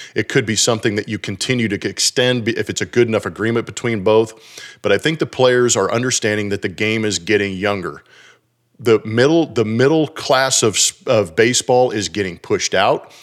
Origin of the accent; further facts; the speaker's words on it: California, United States; moved away as an adult; now in Texas, United States; being from California and having my daughters born and raised in California until they were about thirteen, fourteen, moving to Texas